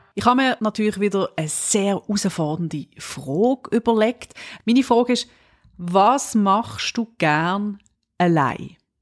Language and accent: German; Switzerland; Ich bin ja Schweizerin und wir Schweizer